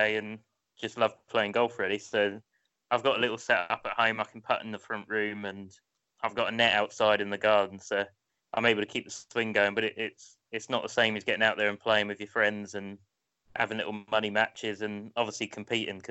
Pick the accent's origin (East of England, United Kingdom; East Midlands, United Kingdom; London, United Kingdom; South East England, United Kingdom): South East England, United Kingdom; Portsmouth; I grew up just outside of Portsmouth